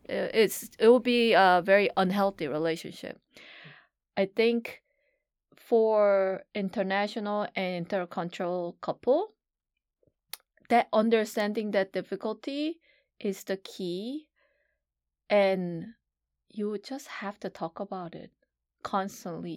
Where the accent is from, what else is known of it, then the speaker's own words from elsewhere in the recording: South Korea; now in United States; When, when Hina and I grew up in Korea